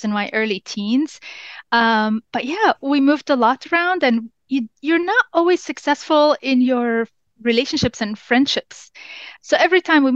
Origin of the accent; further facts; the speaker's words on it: Jordan; first language English; As I grew up in Jordan